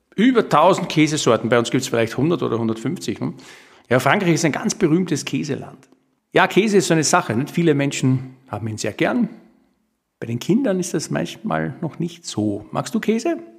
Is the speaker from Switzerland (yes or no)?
no; Austria; bei uns in Österreich